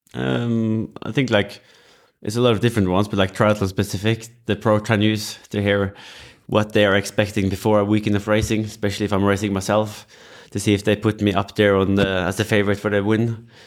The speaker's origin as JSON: {"language": "English", "country": "Norway", "said": "We are from Norway"}